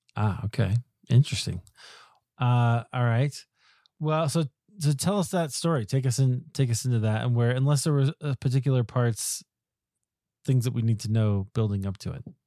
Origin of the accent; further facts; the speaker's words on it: Iowa, United States; I grew up in Iowa